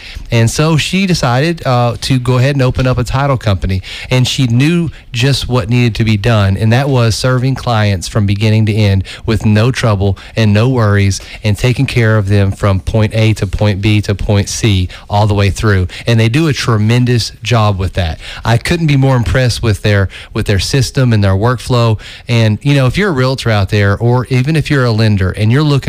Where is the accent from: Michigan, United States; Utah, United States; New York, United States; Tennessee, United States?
Tennessee, United States; Oak Ridge; I grew up in Oak Ridge, and I have a heart for Oak Ridge.